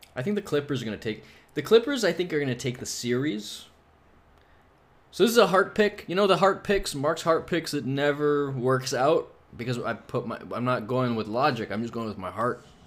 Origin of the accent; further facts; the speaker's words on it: Toronto, Ontario, Canada; I'm from Toronto